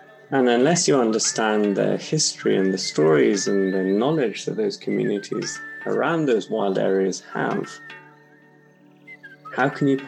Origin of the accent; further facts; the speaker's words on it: Nairobi, Kenya; also born or lived in Watamu, Kenya (coast); growing up in Kenya, you know, I was incredibly privileged to spend a lot of my time on the coast. We had a little beach house in this wild part of the southern coast of Kenya called Wa. And, you know, in between, I spent most of my schooling in Nairobi